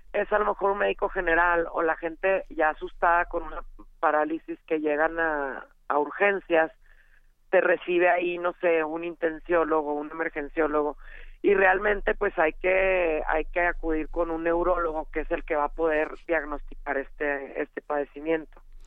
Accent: Chihuahua, Mexico; Yo soy de Chihuahua, ahí deben de notar por el acento.

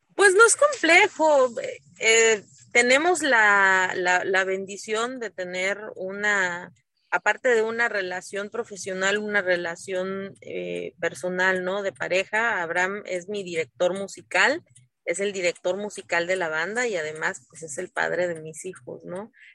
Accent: Asunción Ixtaltepec, Oaxaca, Mexico; En mi pueblo, en Ixtaltepec

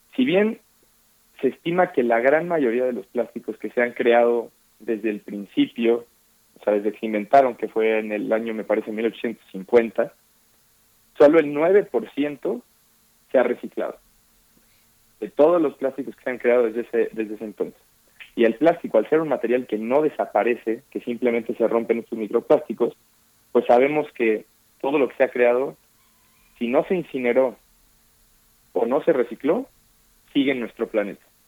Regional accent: Mexico; como mexicanas y mexicanos

